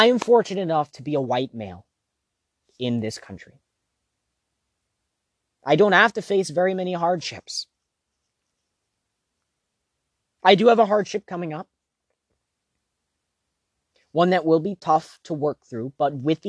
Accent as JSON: {"language": "English", "country": "United States", "said": "I'm American"}